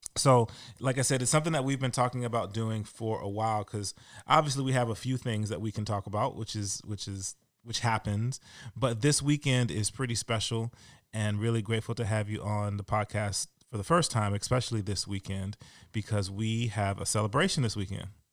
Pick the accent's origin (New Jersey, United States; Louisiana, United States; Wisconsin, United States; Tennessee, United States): Louisiana, United States; I'm from Louisiana pretty much